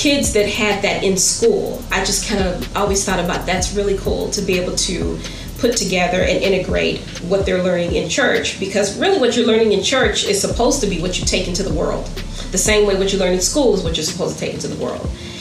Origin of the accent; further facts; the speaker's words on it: Cleveland, Ohio, United States; moved away as an adult; also born or lived in Atlanta; now in Washington, D.C., United States; I'm originally from Cleveland, Ohio. Been here born and raised